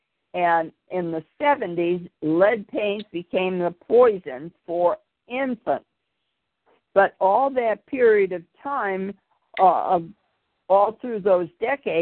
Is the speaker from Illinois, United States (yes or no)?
yes; Chicago, Illinois, United States; I grew up in Chicago with the steel mills